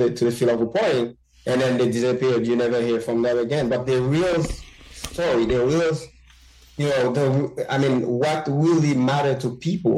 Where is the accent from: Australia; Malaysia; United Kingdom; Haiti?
Haiti; Bombardopolis, Nord-Ouest; moved away as an adult; also born or lived in Port-au-Prince, Haiti; now in United States; I was born and raised in Haiti.